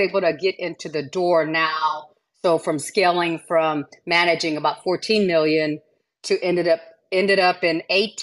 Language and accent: English; South Texas, United States; born or raised there; first language Spanish; English is a second language; also born or lived in Katy, Texas